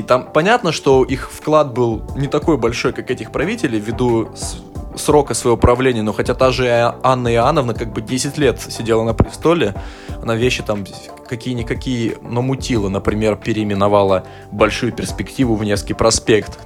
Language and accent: Russian; Omsk, Omsk Oblast, Russia; мой родной город Омск